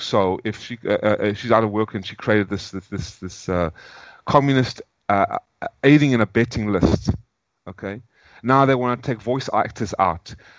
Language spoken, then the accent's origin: English; South Africa; moved away; also born or lived in United States; I'm a South African, but now I'm an American. I'm no longer going to call myself a South African.